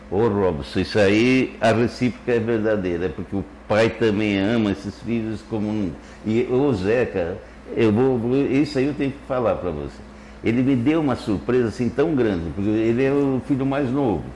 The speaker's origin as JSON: {"language": "Portuguese", "town": "Curitiba", "region": "Paraná", "country": "Brazil", "tie": "born or raised there", "also_born_or_lived": "Cascavel, Paraná", "moved": "yes", "lives_now": "Orleans, Brazil", "said": "Eu nasci em Curitiba, logo após a guerra, 1945"}